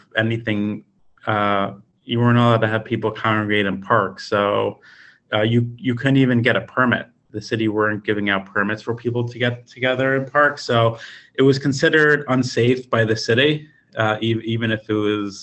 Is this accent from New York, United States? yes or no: yes; the Five Towns, New York, United States; now in New York City, United States; I've been here since I'm 14 years old. I moved from the Five Towns to 18th Street between 5th and Broadway right before I started high school.